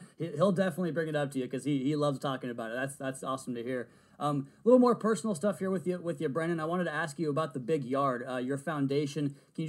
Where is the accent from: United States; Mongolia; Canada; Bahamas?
United States; Seattle, Washington; I'm a Northwest guy myself. I'm from the Seattle area.